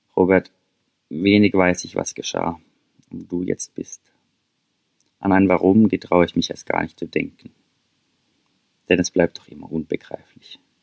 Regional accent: St. Peter, Baden-Württemberg, Germany; now in Norway; St. Peter, mein Heimatdorf

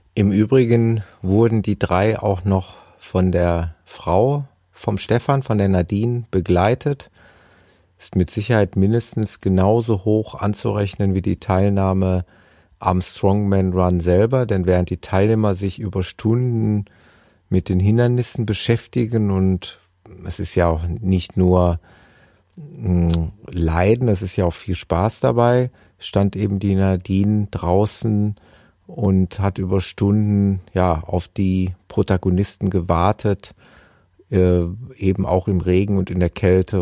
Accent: Gelsenkirchen, North Rhine-Westphalia, Germany; in meiner Heimatstadt Gelsenkirchen

